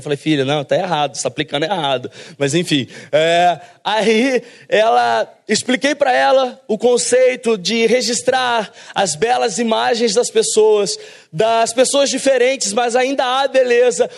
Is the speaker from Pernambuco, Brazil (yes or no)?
no; São Paulo, Brazil; moved away; also born or lived in south of Minas Gerais / Rio de Janeiro; Nós, na verdade, é, nascemos em São Paulo, eu e minha esposa